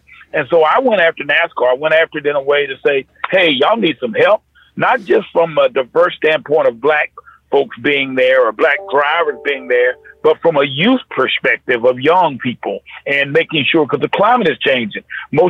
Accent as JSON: {"language": "English", "region": "North Carolina", "country": "United States", "said": "I grew up around the sport. I'm from North Carolina."}